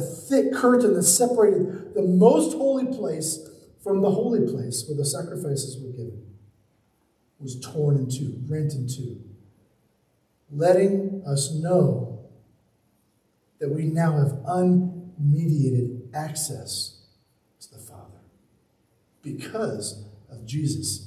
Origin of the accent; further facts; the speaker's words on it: Charleston, South Carolina, United States; I grew up in Charleston, South Carolina.